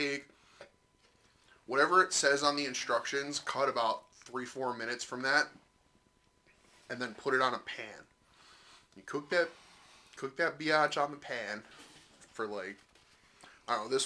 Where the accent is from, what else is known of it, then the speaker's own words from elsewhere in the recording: East Coast, United States; now in Midwest, United States; I'm actually from the East Coast